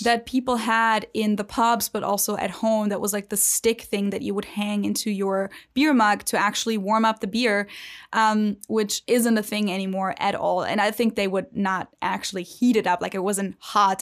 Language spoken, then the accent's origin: English; Germany; also born or lived in Ohio; now in United States; from the standpoint of a German